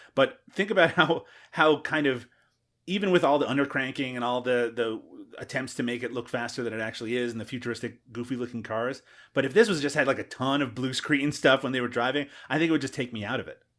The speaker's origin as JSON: {"language": "English", "country": "Canada", "said": "as a Canadian"}